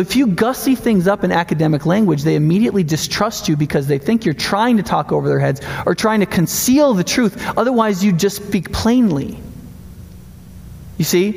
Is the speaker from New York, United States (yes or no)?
yes; New York, United States; also born or lived in Panama City, Florida / South; now in Madison, United States; I grew up in New York